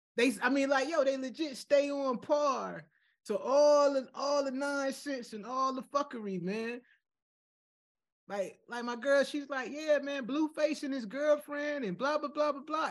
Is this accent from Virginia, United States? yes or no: yes; Chesapeake, Virginia, United States; I'm from Chesapeake. I'm from the other side of the water, man. I'm from the south side